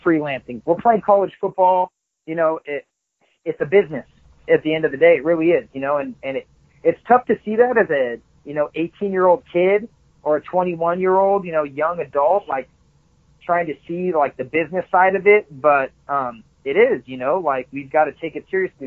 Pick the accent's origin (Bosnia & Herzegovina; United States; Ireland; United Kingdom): United States; Southern California; moved away as an adult; also born or lived in Florida / Hattiesburg, Mississippi / Denmark; I grew up in a small surf town, you know, of course, small in Southern California